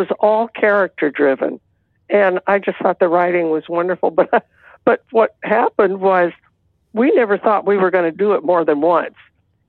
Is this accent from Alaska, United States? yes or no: no; Texas, United States; Because I'm from Texas and my family was from Arkansas.